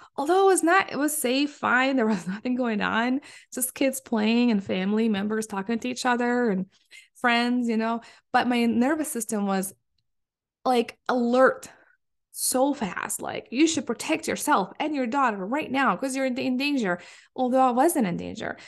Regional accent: Palestine; moved away as an adult; now in Michigan, United States; I come from Palestine

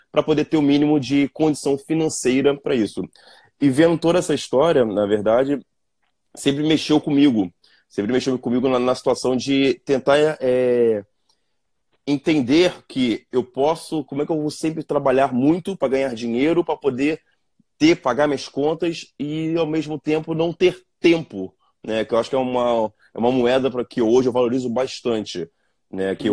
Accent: Rio de Janeiro, Brazil; eu sou do, do, subúrbio do Rio de Janeiro, de Campo Grande, né, que quem conhece é bem afastado do centro, e filho de gari com professora primária.

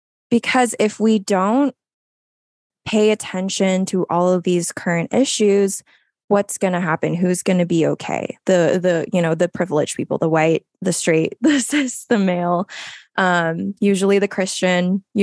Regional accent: Philippines; Like, I am a Filipino woman.

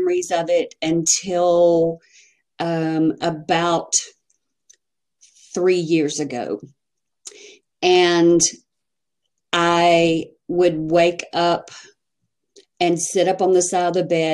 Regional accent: Texas, United States; I'm from Texas.

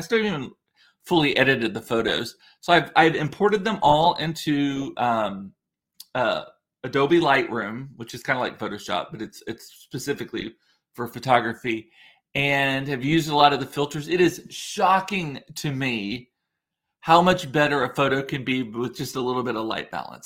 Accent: Rio Grande Valley, Texas, United States; growing up in the Rio Grande Valley

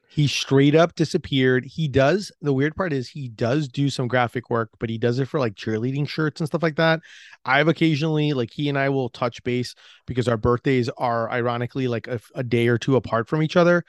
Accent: Orlando, Florida, United States; I was from Orlando

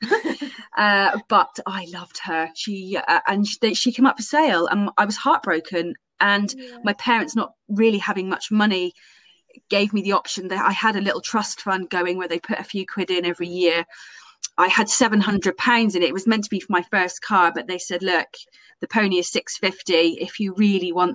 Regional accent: Camborne, South West England, United Kingdom; I am from Camborne, so kind of West Cornwall.

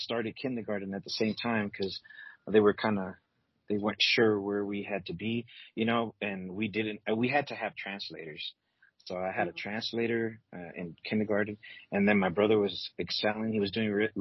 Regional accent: California, United States; moved away as an adult; also born or lived in Guatemala / Los Angeles / Inglewood / Palmdale; I was born there, and at the age of four, I came over to the States, and I grew up basically in California.

